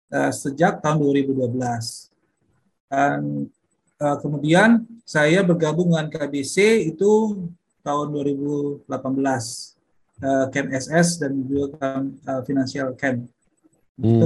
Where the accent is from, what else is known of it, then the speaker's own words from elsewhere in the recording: North Sumatra, Indonesia; moved away as an adult; now in Bali, Indonesia; saya aslinya dari Sumatera Utara dan terdampar di Bali dari tahun 94.